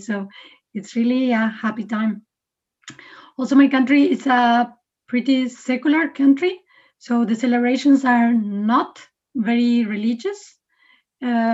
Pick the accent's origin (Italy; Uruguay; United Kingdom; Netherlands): Uruguay; moved away as an adult; also born or lived in Canada; now in Aarhus, Denmark; I'm from Uruguay.